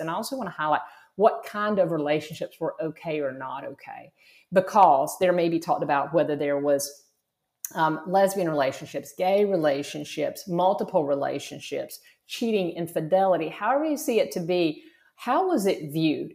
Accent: South Georgia, United States; moved away as an adult; also born or lived in Florida; I grew up in South Georgia, very rural, very conservative.

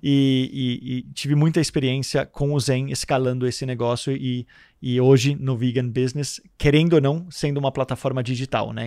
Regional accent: Denmark; moved away as an adult; now in Santos, Brazil; eu nasci em Santos e fui morar na Dinamarca com 4 anos, e estou de volta no Brasil há 12 anos é, que eu estou aqui e moro em Santos.

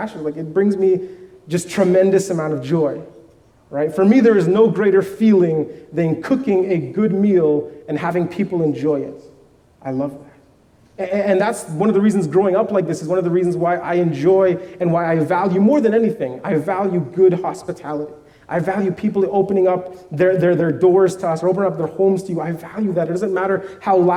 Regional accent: Vancouver, British Columbia, Canada; I grew up in Vancouver

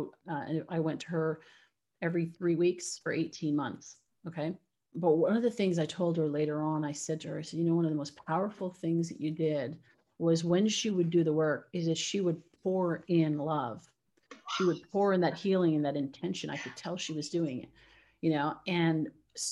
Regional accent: Canada; now in United States; I'm originally from Canada. So I live in the US now

